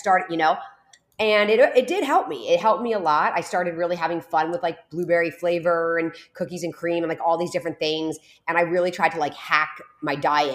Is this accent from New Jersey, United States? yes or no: yes; New Jersey, United States; now in South Florida, United States; I'm born and raised in New Jersey. I'm down here in South Florida right now, but I'm from New Jersey